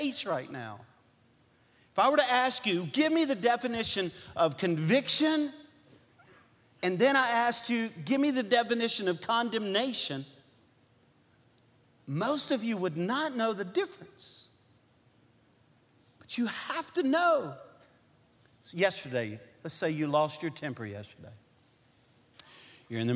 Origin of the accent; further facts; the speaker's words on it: Cajun, Louisiana, United States; we're Cajun people